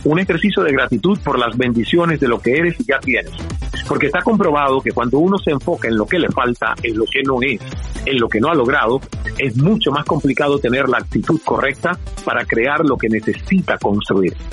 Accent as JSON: {"language": "Spanish", "region": "Santiago de Cuba", "country": "Cuba", "tie": "born or raised there", "also_born_or_lived": "Toronto, Canada", "moved": "as an adult", "said": "la radio de mi ciudad natal, Santiago de Cuba"}